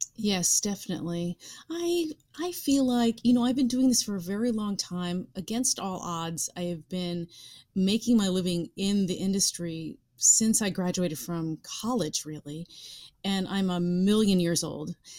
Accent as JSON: {"language": "English", "region": "New York", "country": "United States", "said": "being a New Yorker"}